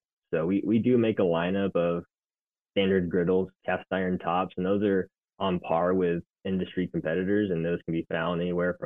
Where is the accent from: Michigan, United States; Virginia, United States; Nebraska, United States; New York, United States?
Nebraska, United States; now in Arizona, United States; We're in Arizona, which I grew up in Nebraska